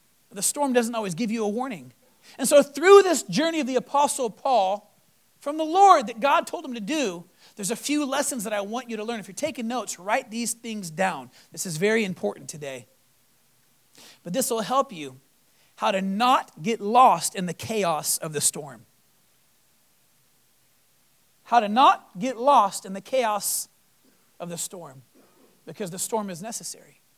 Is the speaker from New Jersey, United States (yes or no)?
no; Texas, United States; moved away; also born or lived in Florida; Coming from Florida, being in some of the craziest storms, and I was born in Texas